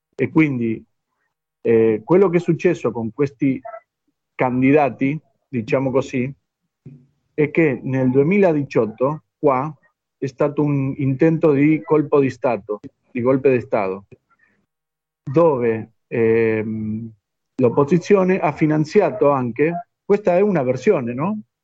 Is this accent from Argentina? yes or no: yes; Argentina; Italian is a second language; noi che siamo di Argentina